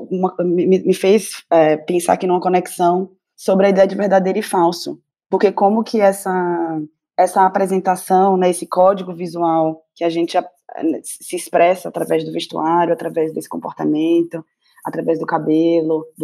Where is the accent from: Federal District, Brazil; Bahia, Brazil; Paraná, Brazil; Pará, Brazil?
Bahia, Brazil; now in São Paulo, Brazil; E eu acho que ser uma baiana em São Paulo, né? Então é o sotaque, é esse corpo volumoso, é esse cabelo.